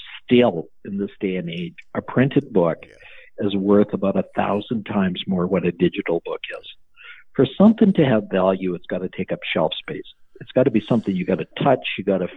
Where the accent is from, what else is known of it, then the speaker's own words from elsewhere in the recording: Canada; I'm a doctor from Canada